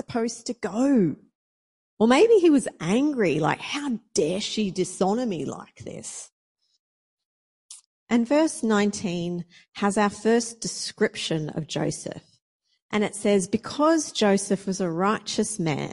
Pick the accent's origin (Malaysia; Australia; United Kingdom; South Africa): Australia; moved away as an adult; now in Brisbane, Australia; I moved from my hometown down the coast up here to Brisbane to go to Bible college.